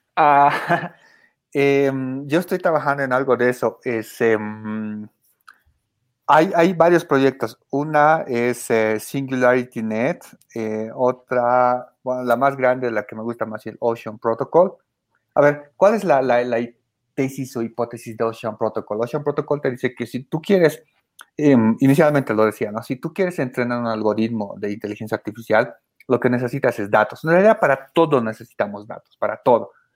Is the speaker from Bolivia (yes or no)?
yes; Bolivia; en mi país, ¿no? Que es Bolivia